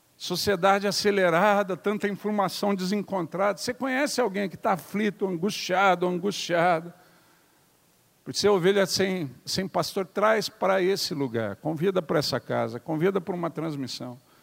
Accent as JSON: {"language": "Portuguese", "town": "Curitiba", "region": "Paraná", "country": "Brazil", "said": "Eu sou curitibano."}